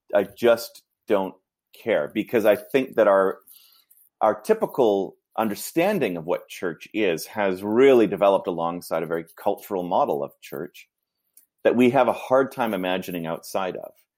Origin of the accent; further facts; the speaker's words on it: Vancouver, British Columbia, Canada; also born or lived in Toronto; I grew up in Vancouver